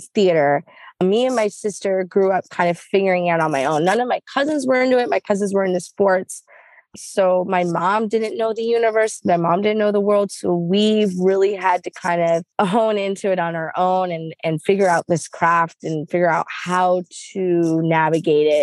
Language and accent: English; Hayward, California, United States; I was born in Hayward, California